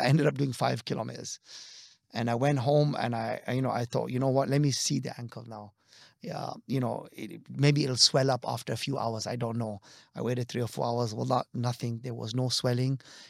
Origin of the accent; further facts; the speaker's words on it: DR Congo; But I also remember we grew up in West Africa. Now, there are very few Khoja Shia families in Zaire, as it was known. Today is the Democratic Republic of Congo.